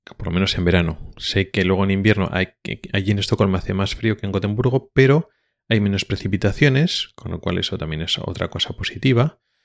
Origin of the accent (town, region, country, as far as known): Spain; now in Sweden